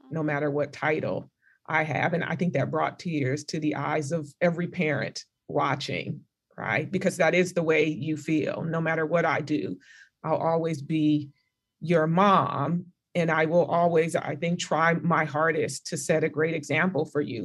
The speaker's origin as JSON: {"language": "English", "region": "California", "country": "United States", "moved": "as an adult", "said": "I'm from California"}